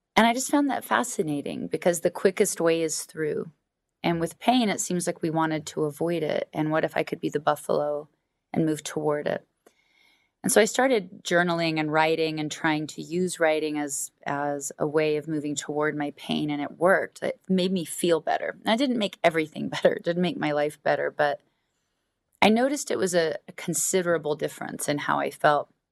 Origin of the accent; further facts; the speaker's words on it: Alaska, United States; I was raised in Alaska